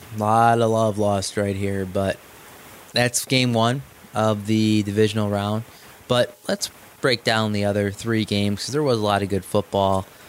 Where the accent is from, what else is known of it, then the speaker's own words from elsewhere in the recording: Chicago, Illinois, United States; I'm from Chicago.